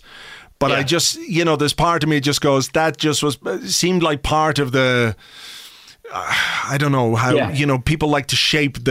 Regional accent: Ireland

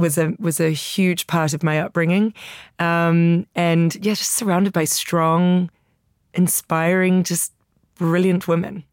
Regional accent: Italy; also born or lived in New York; now in London, United Kingdom; growing up in Italy.

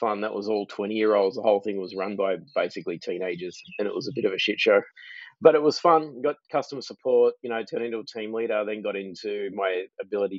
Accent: Sydney, New South Wales, Australia; moved away as an adult; also born or lived in Southern Highlands, New South Wales / Goulburn, New South Wales; now in Melbourne, Australia; born and bred in Sydney. April and I both grew up in Sydney

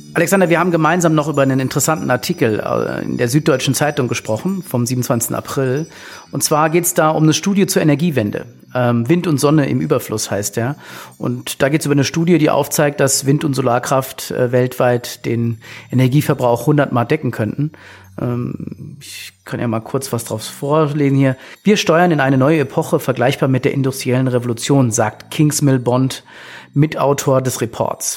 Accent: Frankfurt, Hesse, Germany; Für mich als Frankfurter

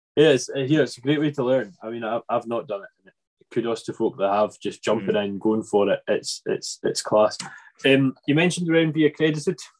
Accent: Arran, Scotland, United Kingdom; also born or lived in Ayrshire; we're from Arran, which is heavily beef and sheep

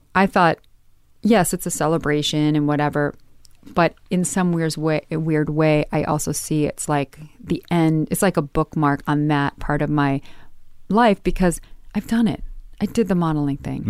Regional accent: Midwest, United States; growing up in the Midwest

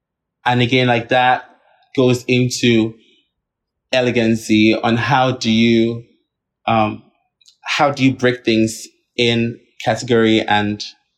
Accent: Nigeria; Like snakes that we never even try to like do in as a Nigerian person, because we see that as like a serpent

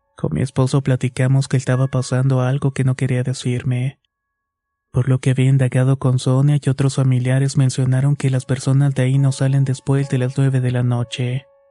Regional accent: Chiapas, Mexico; mi estado natal Chiapas

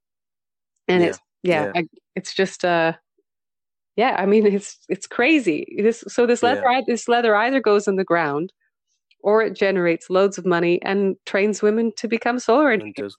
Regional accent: Western Canada, Canada; moved away; I am Canadian, you know, I'm Western Canadian.

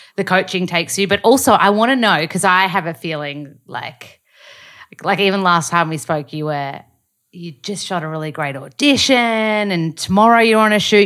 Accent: Australia; accent: Australian; read sides in my accent so that they can learn the Australian accent

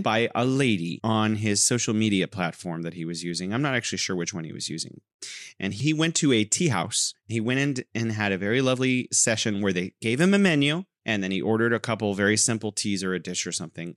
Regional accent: California, United States; now in Wuhan, China

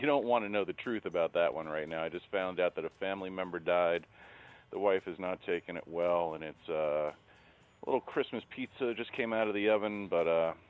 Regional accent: New York City, New York, United States; I'm from Brooklyn.

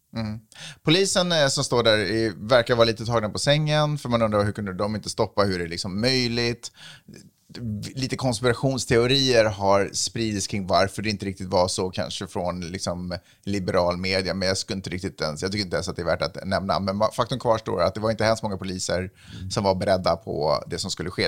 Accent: Sweden; now in United States; när jag är hemma i Sverige

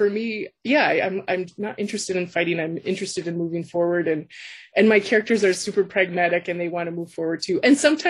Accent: American Midwest, United States; also born or lived in Canada; now in Alberta, Canada; I actually was born and raised in the States, in the American Midwest, and have lived in a lot of places in Canada.

